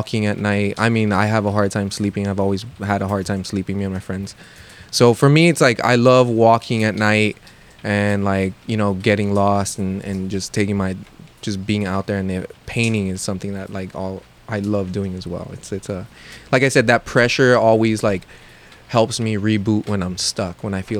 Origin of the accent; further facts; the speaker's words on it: Los Angeles, California, United States; where I grew up in Lincoln Heights